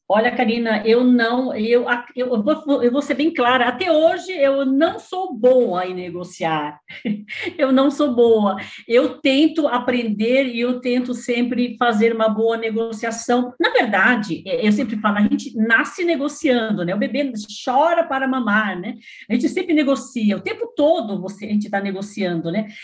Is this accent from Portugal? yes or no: no; Paraná, Brazil; moved away as an adult; now in Suzano, Brazil; eu sou paranaense, mas estou aqui em São Paulo já há, há 40 anos